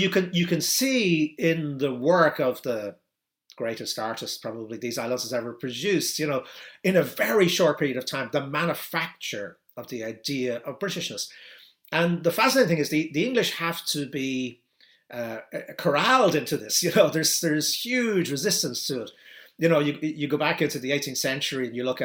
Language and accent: English; Ireland; I'm Irish